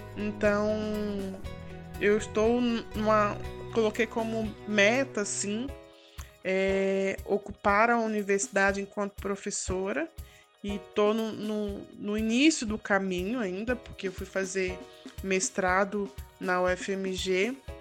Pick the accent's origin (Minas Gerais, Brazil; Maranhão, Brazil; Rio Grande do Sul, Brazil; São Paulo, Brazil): Minas Gerais, Brazil; Belo Horizonte; do Novo Glória, bairro de onde eu nasci, do bairro Novo Glória